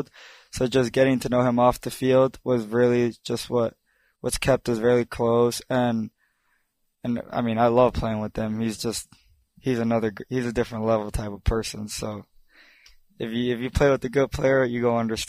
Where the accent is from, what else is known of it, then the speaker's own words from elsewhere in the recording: Bay Area, California, United States; I'm from the Bay Area